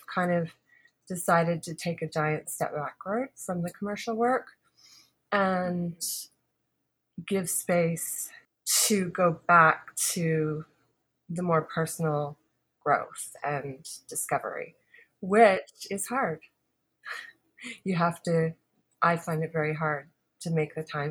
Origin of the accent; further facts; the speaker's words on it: Halifax, Nova Scotia, Canada; when I was growing up in Halifax